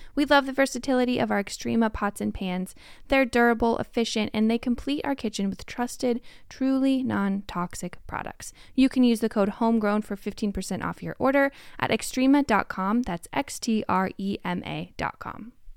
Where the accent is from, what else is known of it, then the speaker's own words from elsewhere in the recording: Tacoma, Washington, United States; I grew up in Tacoma, Washington.